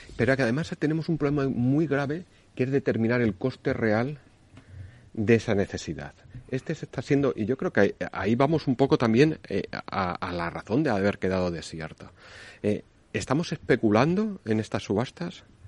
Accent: Extremadura, Spain; Extremadura, de mi tierra

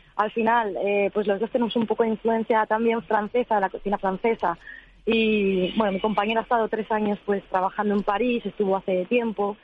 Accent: San Lorenzo de El Escorial, Community of Madrid, Spain; nosotros somos de San Lorenzo del Escorial, de, la Sierra de Madrid, de la Sierra Oeste

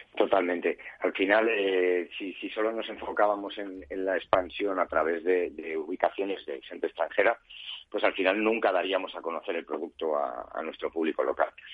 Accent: Spain; somos la gente española somos muy de salir a la calle

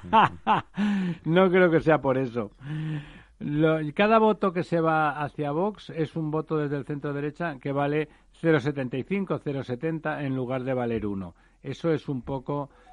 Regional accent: Catalonia, Spain; como decimos por allí mi tierra

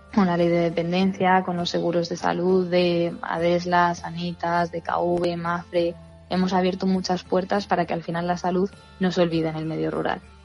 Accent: Fuenterrebollo, Castile and León, Spain; mi pueblo

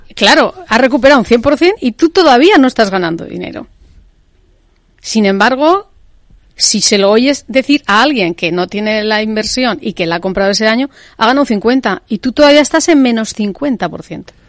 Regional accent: Spain; en España tenemos una cultura más de pesebre

